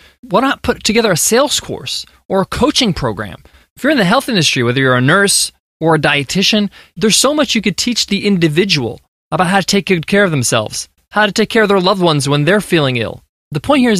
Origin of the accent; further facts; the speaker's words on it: United States; My parents immigrated from Egypt to America, and I was born here in the States